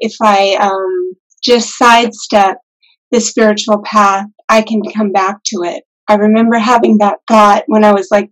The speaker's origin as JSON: {"language": "English", "town": "Lake Tahoe", "country": "United States", "tie": "born or raised there", "also_born_or_lived": "Reno, Nevada / Ananda Village, California", "said": "I grew up in Lake Tahoe, not very far from here, and actually have always lived in this area"}